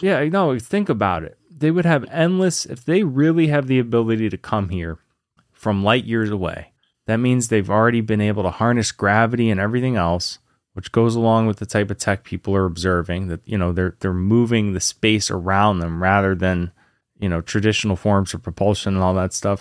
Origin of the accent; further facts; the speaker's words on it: Lynchburg, Virginia, United States; also born or lived in New York; when I was a kid, I grew up in Virginia, in, you know, kind of a southern town, Lynchburg, Virginia.